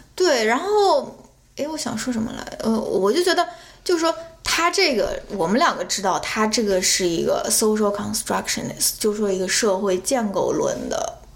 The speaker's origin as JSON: {"language": "Chinese", "country": "China", "tie": "born or raised there", "moved": "as an adult", "lives_now": "United States", "said": "我是基本上出生，成长在中国是一个单一种族的国家"}